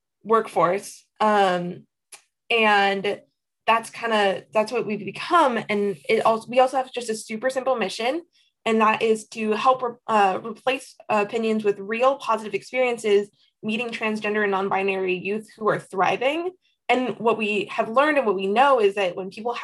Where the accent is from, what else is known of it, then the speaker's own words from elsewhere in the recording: Tacoma, Washington, United States; I'm from Tacoma, Washington